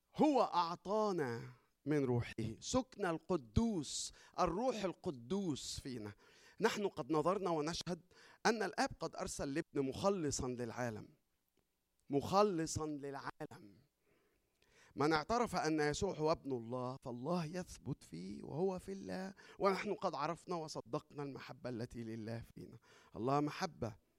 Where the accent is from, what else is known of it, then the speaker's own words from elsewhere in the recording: Egypt; احنا عندنا في مصر